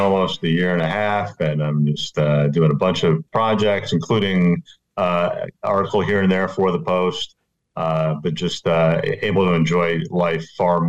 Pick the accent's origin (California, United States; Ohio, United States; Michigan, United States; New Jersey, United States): New Jersey, United States; Edison; I grew up in Edison, New Jersey